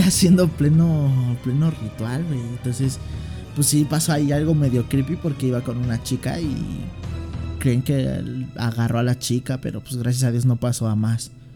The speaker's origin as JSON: {"language": "Spanish", "region": "Mexico City", "country": "Mexico", "said": "también soy de aquí de la Ciudad de México"}